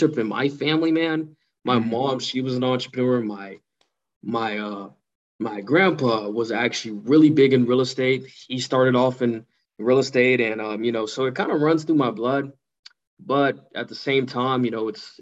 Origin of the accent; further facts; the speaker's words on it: Pasadena, California, United States; moved away as an adult; now in Playa Vista, United States; I'm from Pasadena.